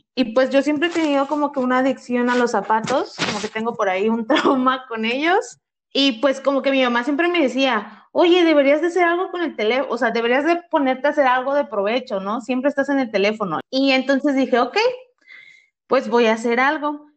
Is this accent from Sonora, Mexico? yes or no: no; Ciudad Ayala, Morelos, Mexico; yo soy de Ciudad Ayala y estudiaba